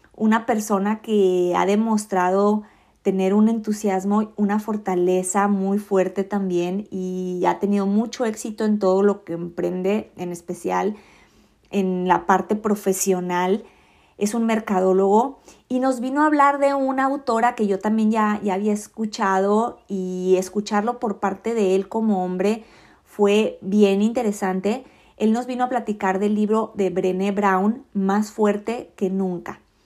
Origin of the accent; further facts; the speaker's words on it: Mexico; Yo soy mexicana